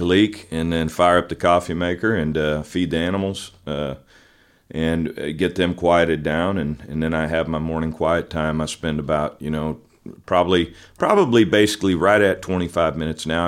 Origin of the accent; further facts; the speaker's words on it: Pinole, California, United States; also born or lived in Richmond, California; I grew up in the Bay Area in California, uh, the San Francisco Bay Area, East Bay. Um, I was born in a town called Richmond, and right next door to it's a town called Pinole